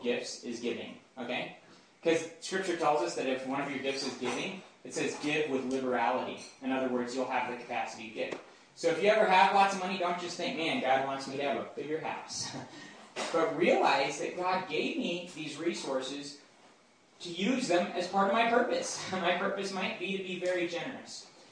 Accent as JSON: {"language": "English", "country": "United States"}